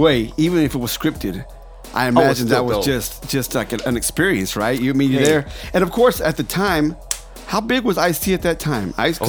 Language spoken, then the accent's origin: English; Texas, United States; you know I'm from Texas